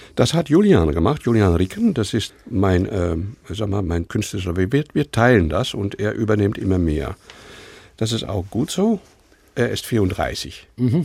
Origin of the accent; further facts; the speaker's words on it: Netherlands; German is a second language; moved away; also born or lived in Amsterdam; als Holländer